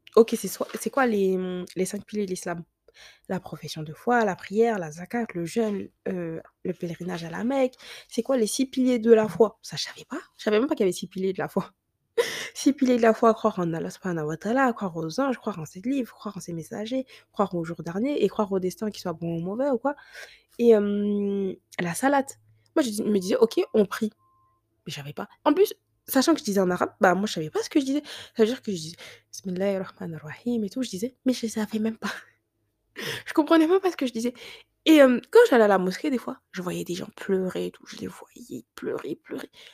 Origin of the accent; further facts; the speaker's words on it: France; on a grandi en France